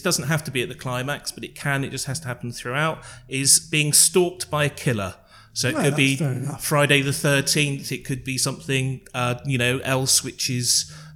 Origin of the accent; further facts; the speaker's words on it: Norfolk, East of England, United Kingdom; I grew up in Norfolk